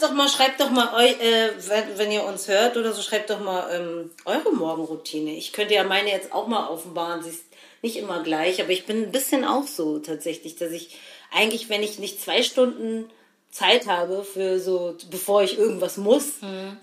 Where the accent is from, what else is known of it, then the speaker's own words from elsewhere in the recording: Berlin, Germany; wir kommen aus Berlin